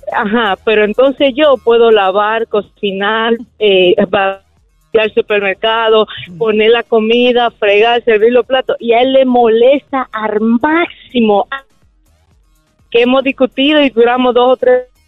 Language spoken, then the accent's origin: Spanish; Colombia; en mi país, pues yo soy colombiano